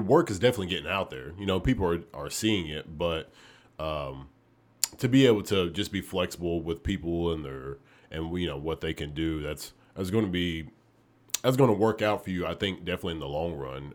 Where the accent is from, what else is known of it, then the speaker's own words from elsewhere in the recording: Oneonta, Alabama, United States; moved away as an adult; now in Memphis, United States; I'm actually from Oneonta, Alabama